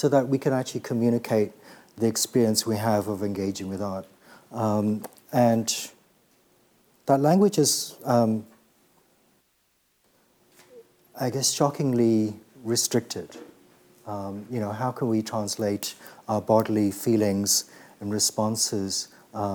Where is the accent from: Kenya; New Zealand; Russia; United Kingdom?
Kenya; I'm from Kenya and just sort of old enough to be born with when Kenya was still a colony.